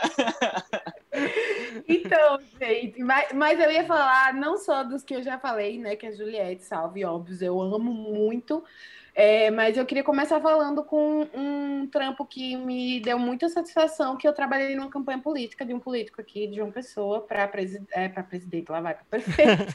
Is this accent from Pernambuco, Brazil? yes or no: yes; Serra Talhada, Pernambuco, Brazil; moved away as an adult; now in João Pessoa, Brazil; eu sou sertaneja, eu sou do interior de Pernambuco, sabe? Serra Talhada